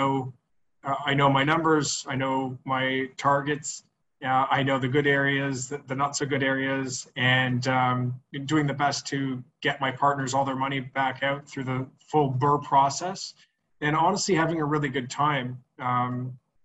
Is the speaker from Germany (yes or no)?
no; Montreal, Quebec, Canada; moved away; also born or lived in Ottawa; I'm from Montreal